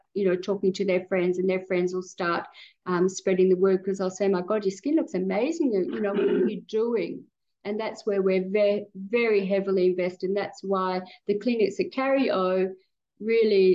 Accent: Australia; we're Australian

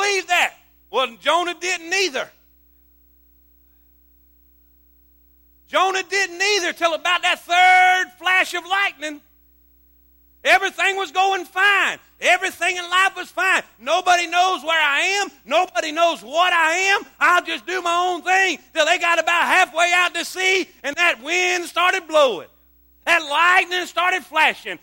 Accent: Florida, United States; moved away; I grew up in Florida

